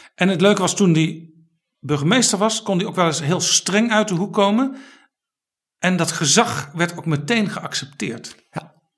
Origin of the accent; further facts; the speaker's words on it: Amsterdam, North Holland, Netherlands; Als inwoner van Amsterdam